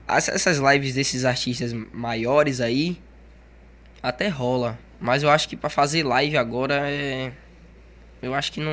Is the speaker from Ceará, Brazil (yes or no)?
no; Salvador, Bahia, Brazil; now in Camaçari, Brazil; Eu nasci em Salvador e vim para aqui para Camaçari. E já vou fazer 10 anos aqui